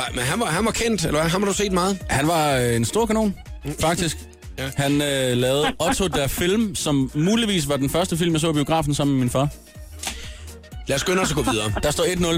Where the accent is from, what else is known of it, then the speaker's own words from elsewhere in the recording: Gram, Southern Denmark, Denmark; moved away; jeg er jo ligesom øh, vokset op i den sydlige del af Danmark